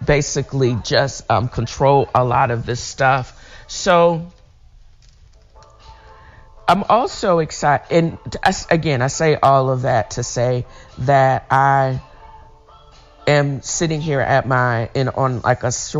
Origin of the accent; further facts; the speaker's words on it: Chesapeake Bay area, Virginia, United States; moved away; I'm from the Virginia, the Chesapeake Bay area